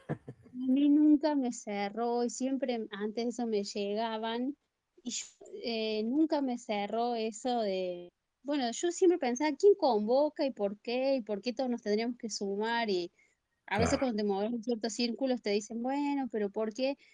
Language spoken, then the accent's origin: Spanish; Argentina; Yo soy de Argentina